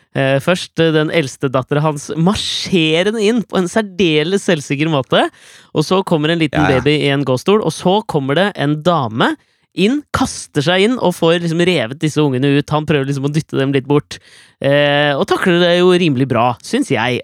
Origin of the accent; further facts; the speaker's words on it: Norway; jeg er norsk